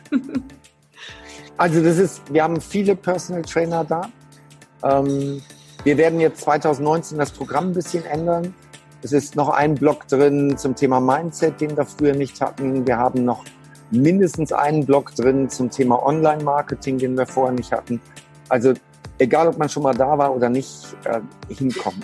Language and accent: German; Germany; als Deutscher